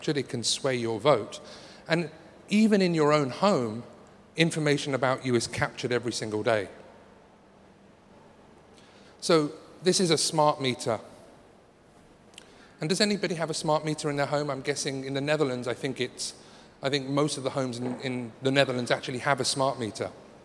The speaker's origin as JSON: {"language": "English", "region": "London", "country": "United Kingdom", "said": "I'm from London"}